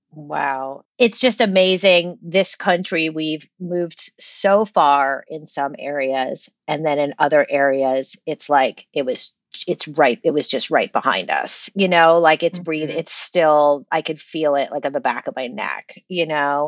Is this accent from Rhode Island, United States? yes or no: yes; Rhode Island, United States; I grew up in Rhode Island